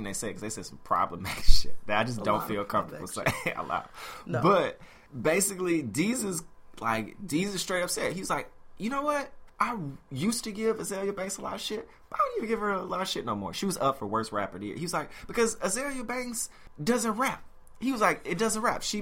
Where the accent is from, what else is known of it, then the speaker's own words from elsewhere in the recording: Memphis, Tennessee, United States; I'm from Memphis, Tennessee.